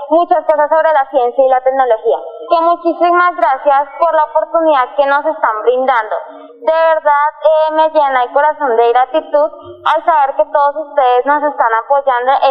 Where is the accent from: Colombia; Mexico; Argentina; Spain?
Colombia; Puerto Wilches, Santander; vengo de Puerto Villas Santander.